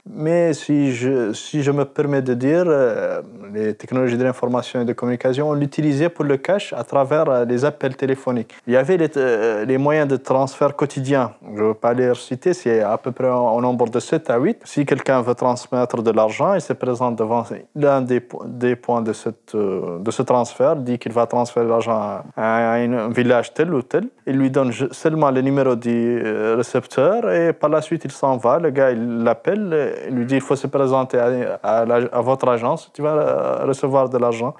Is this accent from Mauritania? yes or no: yes; Mauritania; je suis vraiment de la Mauritanie